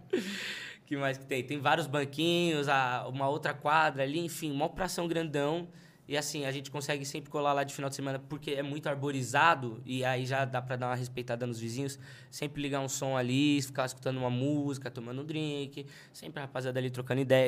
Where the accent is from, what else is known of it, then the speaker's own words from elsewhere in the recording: São Paulo, Brazil; eu sou de Pirituba.